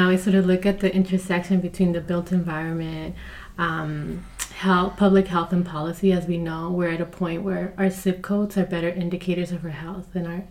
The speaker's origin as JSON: {"language": "English", "town": "Compton", "region": "California", "country": "United States", "said": "I'm also from Compton. You can say pretty much Watts."}